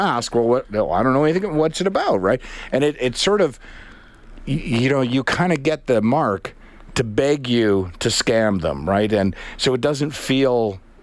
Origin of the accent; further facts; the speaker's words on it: Canada; we're all Canadian